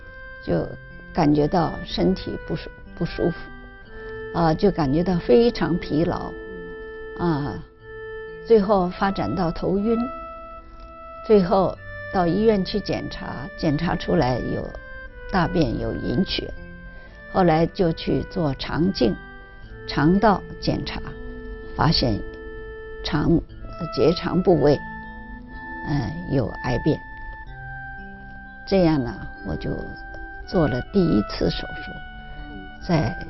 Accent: Zhejiang, China; also born or lived in Shanghai; now in Canada; 我是浙江人

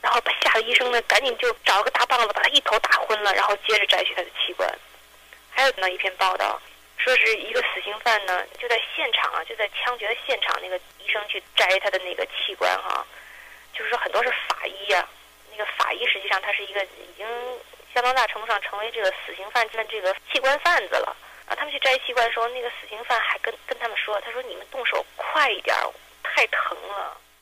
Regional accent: China; moved away as an adult; 我长到二十八岁，我出国的时候

